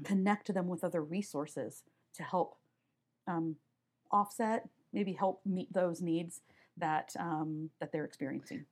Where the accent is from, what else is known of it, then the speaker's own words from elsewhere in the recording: Omaha, Nebraska, United States; also born or lived in Wayne, Nebraska; I grew up in Omaha, Nebraska